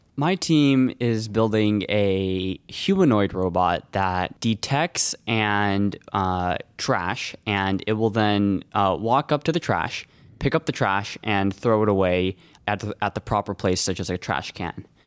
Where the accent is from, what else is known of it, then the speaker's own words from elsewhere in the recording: Los Altos, California, United States; I'm from Los Altos